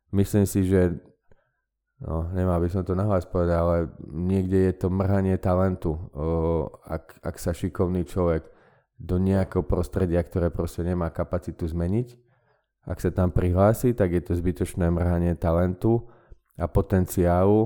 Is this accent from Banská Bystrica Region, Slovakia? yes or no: yes; Banská Bystrica, Banská Bystrica Region, Slovakia; moved away as an adult; also born or lived in London / Netherlands; now in Bratislava, Slovakia; ja som z Banskej Bystrice